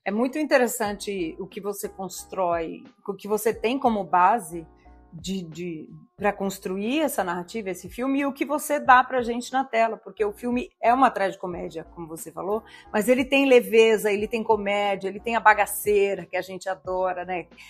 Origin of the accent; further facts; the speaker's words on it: Southeast Brazil, Brazil; eu, como sudestina, né? Eu e o Thiago somos do Sudeste